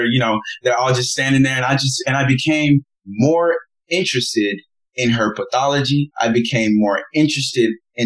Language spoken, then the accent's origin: English; Nigeria; being Nigerian